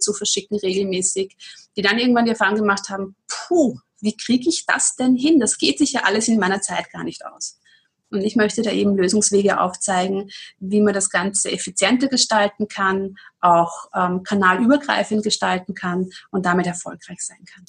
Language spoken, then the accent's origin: German; Austria